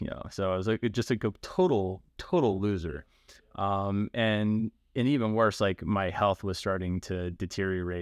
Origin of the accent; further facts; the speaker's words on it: Baltimore, Maryland, United States; I I grew up in Baltimore, um, not like in the city, but like in the nice suburb part in Baltimore County